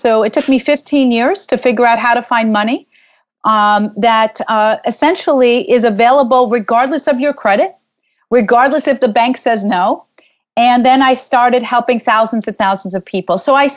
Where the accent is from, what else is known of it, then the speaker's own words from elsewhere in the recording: New York, United States; I'm from New York